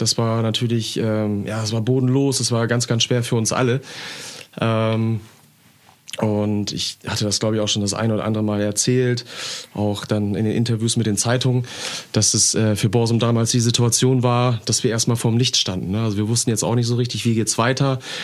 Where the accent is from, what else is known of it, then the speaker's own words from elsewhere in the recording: Emden, Lower Saxony, Germany; ich bin in Herentor groß geworden hier in Emden